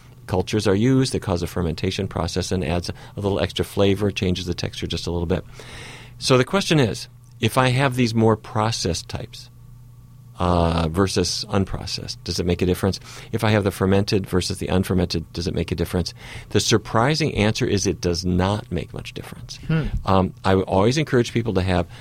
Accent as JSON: {"language": "English", "region": "North Dakota", "country": "United States", "tie": "born or raised there", "said": "a kid who grew up in North Dakota"}